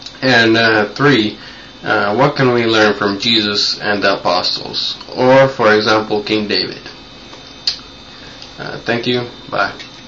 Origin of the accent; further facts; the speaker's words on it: Finland; English is a second language; also born or lived in United States; I'm 16. I'm from Finland. A year ago, my family and I moved from the USA to Finland. And in the USA, we had lived for 5 years.